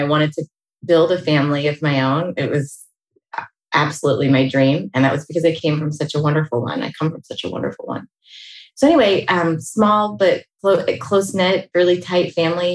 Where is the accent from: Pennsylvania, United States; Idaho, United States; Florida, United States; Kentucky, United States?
Pennsylvania, United States; Pittsburgh; moved away as an adult; now in California, United States; I grew up outside of Pittsburgh, Pennsylvania